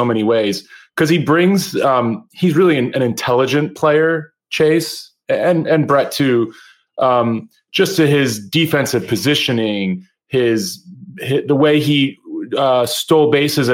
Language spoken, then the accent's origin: English; Philadelphia, Pennsylvania, United States; also born or lived in Chicago, Illinois; I'm actually originally from Chicago. All my family's from Chicago. But we moved to Philadelphia when I was a kid.